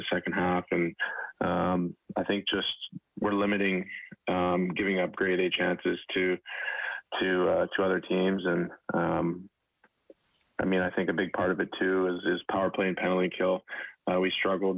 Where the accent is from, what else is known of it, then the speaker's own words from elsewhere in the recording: Edmonton, Alberta, Canada; moved away; growing up in Edmonton and following the Oilers